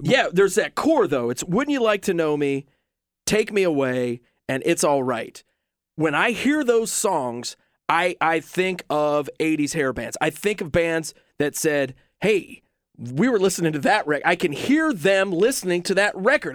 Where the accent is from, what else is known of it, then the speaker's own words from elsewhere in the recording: Southeastern Ohio, United States; I'm from Southeastern Ohio.